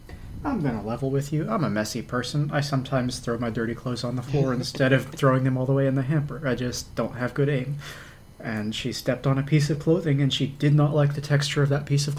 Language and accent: English; Texas, United States; now in Ontario, Canada; I'm from Texas.